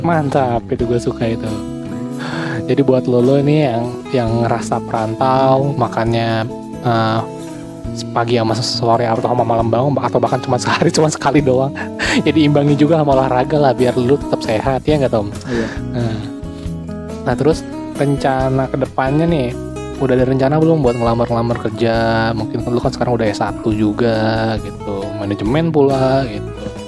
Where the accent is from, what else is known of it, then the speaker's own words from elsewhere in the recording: Sunda, Indonesia; gua orang Sunda